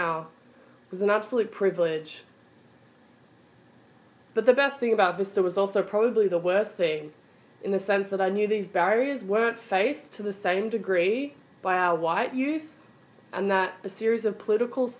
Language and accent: English; Australia; moved away as an adult; also born or lived in Melbourne, Australia; now in United States; I am originally from Australia, although I spent my early years living in the US.